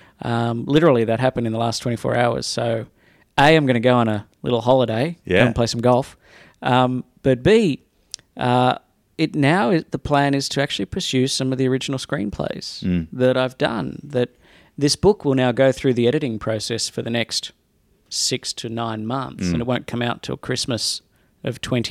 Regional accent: Australia; moved away as an adult; also born or lived in Sydney; now in Los Angeles, United States

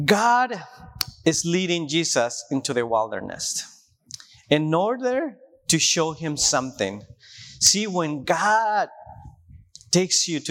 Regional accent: Tijuana, Baja California, Mexico; English is a second language; moved away as an adult; now in Washington, United States; I grew up in Tijuana, and it's a desert place

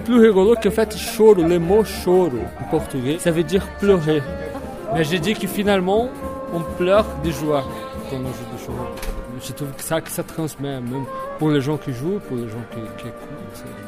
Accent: Reims, Grand Est, France; moved away as an adult; now in Strasbourg, France; Je suis natif de Reims, mais je suis à Strasbourg euh, depuis

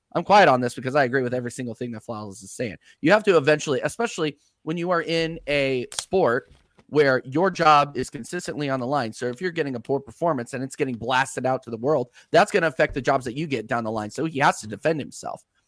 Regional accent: United States; I'm an American

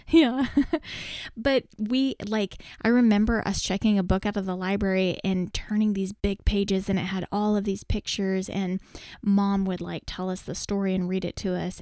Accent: Texas, United States; we're from Texas

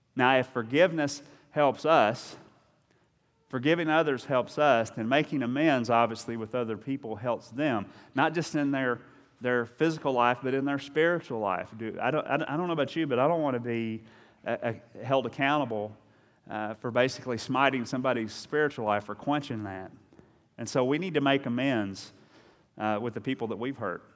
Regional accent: Eastern Kentucky, United States; I'm from Eastern Kentucky

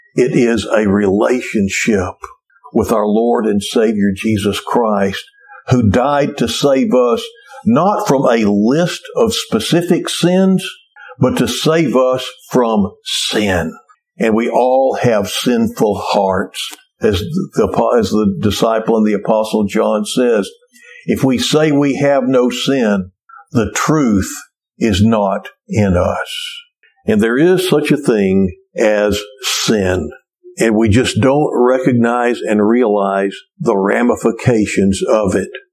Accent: Cleveland, Texas, United States; a kid growing up in Cleveland, Texas

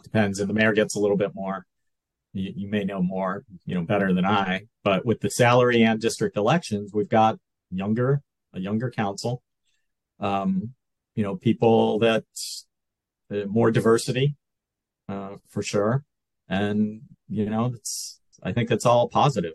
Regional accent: Rochester, New York, United States; moved away as an adult; also born or lived in Buffalo, New York / Fairport, New York; now in Santa Barbara, United States; i was um, born in in western new york grew up in western new york uh, spent spent some time in buffalo and then my family moved to rochester which is 90 miles east or or so um, so I grew up there, went to high school in Rochester

